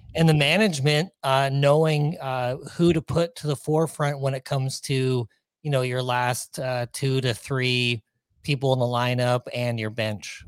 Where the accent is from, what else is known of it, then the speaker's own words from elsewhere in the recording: Ontario, Canada; moved away as an adult; also born or lived in Pacific Northwest; now in Minnesota, United States; I was born and raised in Ontario